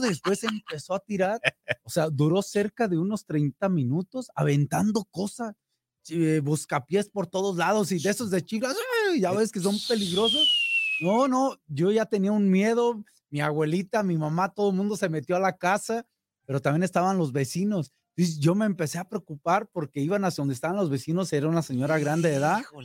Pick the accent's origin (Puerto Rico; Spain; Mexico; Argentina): Mexico; La Piedad, Michoacán; moved away; mi tierra, allá en mi pueblo, en La Piedad